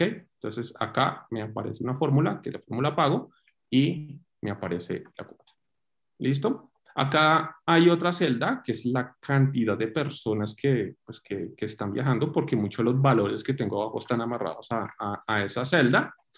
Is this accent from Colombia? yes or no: yes; Cali, Valle del Cauca, Colombia; now in Bogotá, Colombia; soy colombiano, eh, caleño